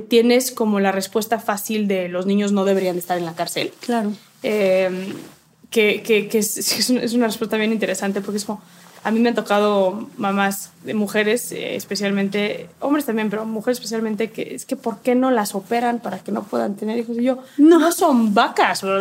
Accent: Mexico; como mexicanos

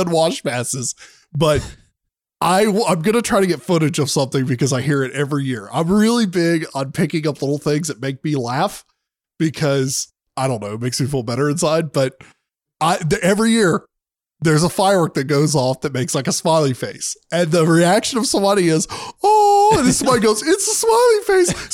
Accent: the South, United States; I'm from the South

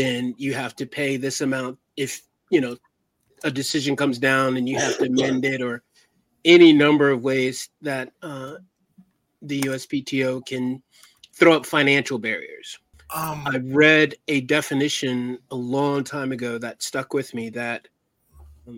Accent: Virginia, United States; I'm from Virginia

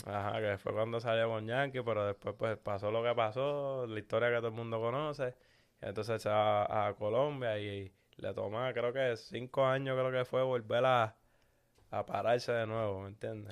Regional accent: Puerto Rico; somos de Puerto Rico

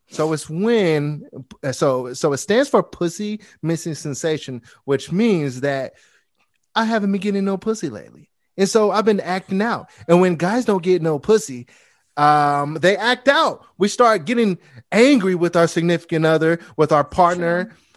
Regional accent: Bay Area, California, United States; I'm from the Bay Area

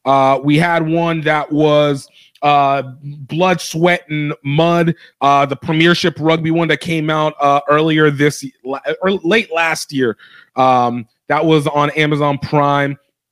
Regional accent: United States; as an American who does not watch the Six Nations

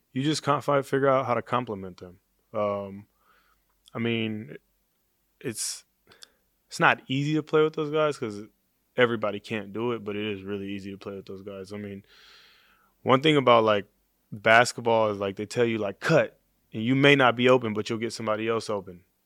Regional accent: Oakland, California, United States; I grew up in Oakland

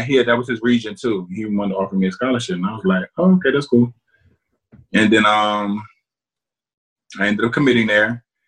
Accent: New Jersey, United States; moved away as an adult; also born or lived in Iowa; I went to Rutgers just because I'm from New Jersey

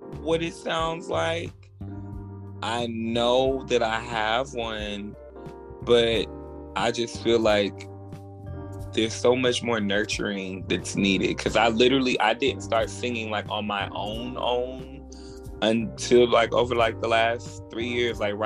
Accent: Birmingham, Alabama, United States; also born or lived in Clarksville, Tennessee; now in Atlanta, United States; I reside in Atlanta at the moment. I'm from Birmingham, Alabama, by way of Clarksville, Tennessee

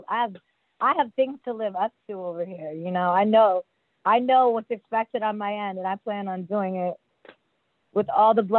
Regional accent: New York City, New York, United States; moved away; also born or lived in Washington, D.C.; I'm a Brooklyn baby, BK in the house. And I ended up spending most of my young years, I always say New York molded me

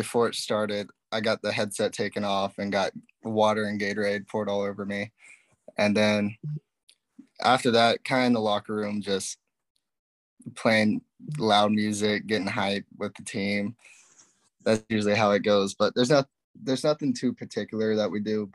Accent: Brentwood, Tennessee, United States; I was born in Brentwood, Tennessee. It's about 20 minutes south of Nashville

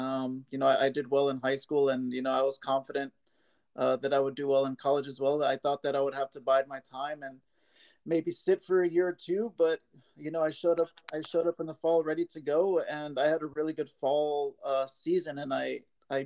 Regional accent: San Antonio, Texas, United States; also born or lived in Arkansas / Netherlands / Germany / Lincoln, California; I was born and raised here in San Antonio

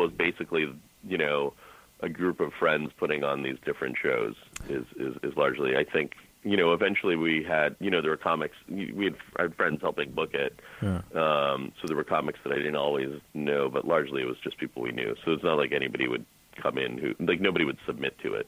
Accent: Boston, Massachusetts, United States; I'm from Boston

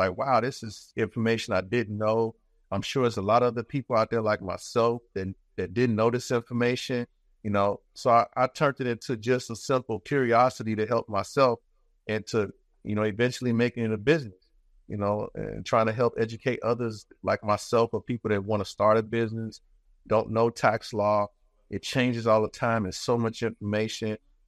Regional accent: Chicago, Illinois, United States; moved away as an adult; now in Tampa, United States; Born and raised in Chicago, Illinois, yes.

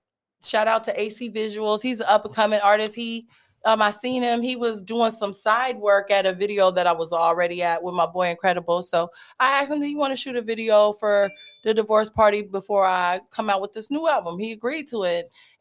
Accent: Stockton, California, United States; also born or lived in Germany; and raised, but you know, my dad was a military dad, so I spent a little time living overseas.

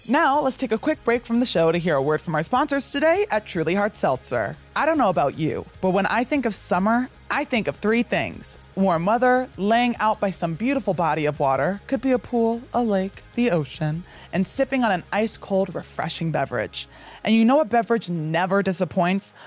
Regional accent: New Jersey, United States; I grew up in New Jersey

